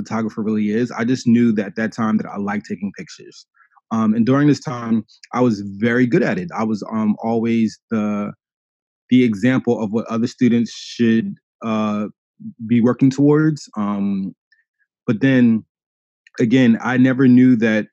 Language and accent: English; Philadelphia, Pennsylvania, United States; I'm also from Philadelphia